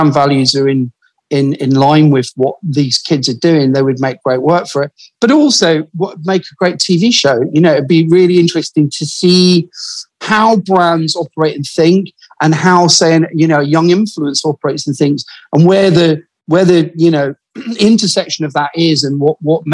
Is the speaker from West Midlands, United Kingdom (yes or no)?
no; Glasgow, Scotland, United Kingdom; also born or lived in Paisley; I'm originally from Glasgow